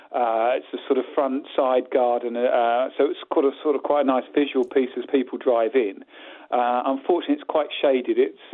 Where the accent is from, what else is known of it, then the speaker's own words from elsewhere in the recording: Colchester, East of England, United Kingdom; also born or lived in Chelmsford; now in Bury St Edmunds, United Kingdom; Born and bred in Colchester, lived most of my adult life in Chelmsford, and now have retreated to the Suffolk countryside and Bury St Edmunds.